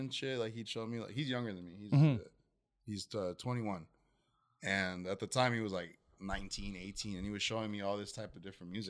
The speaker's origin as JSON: {"language": "English", "town": "Tustin", "region": "California", "country": "United States", "tie": "born or raised there", "said": "I'm from Tustin, California."}